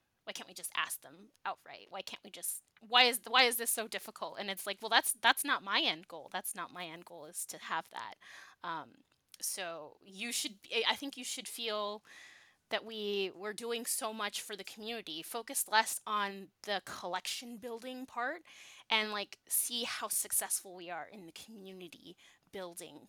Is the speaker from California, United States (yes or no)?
yes; Southern California, United States; moved away; I'm from Southern California